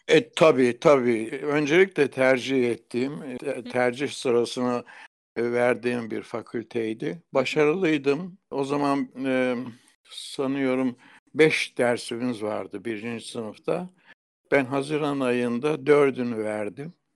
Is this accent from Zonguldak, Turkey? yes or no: yes; Kozlu, Zonguldak, Turkey; also born or lived in Bartın; Kozlu'da doğduktan sonra Kozlu'daki Atatürk İlkokulu'nda ilkokulu okudum.